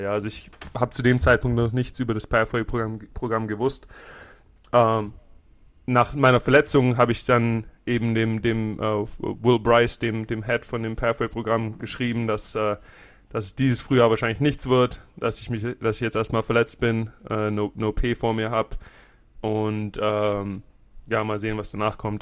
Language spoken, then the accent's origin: German; Germany; moved away; also born or lived in Florida; ich komme aus Deutschland